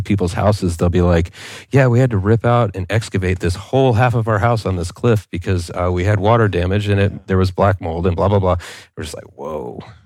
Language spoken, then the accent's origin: English; California, United States; I'm a guy from California